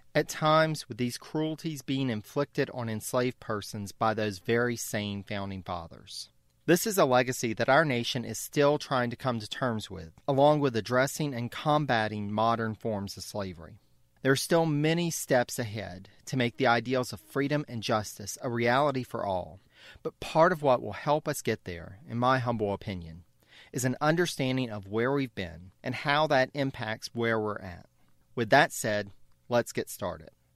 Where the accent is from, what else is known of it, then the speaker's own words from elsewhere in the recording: Louisiana, United States; Growing up in Louisiana, I not only saw the big plantation homes in person